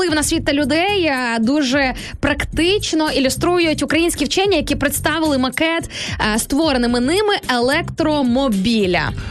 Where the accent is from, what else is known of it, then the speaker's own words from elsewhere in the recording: Sarny, Rivne Oblast, Ukraine; moved away; з мого рідного міста Сарн